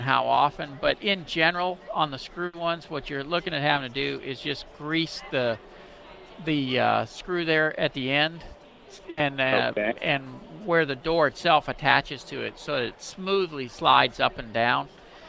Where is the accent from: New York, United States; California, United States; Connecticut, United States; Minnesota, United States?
Minnesota, United States; Anoka; now in Texas, United States; I'm from Anoka.